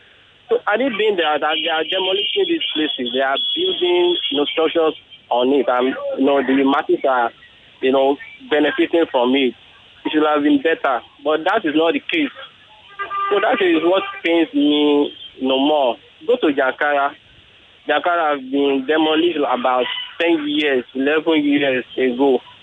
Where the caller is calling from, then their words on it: Lagos, Nigeria; I'm calling from Lagos Island.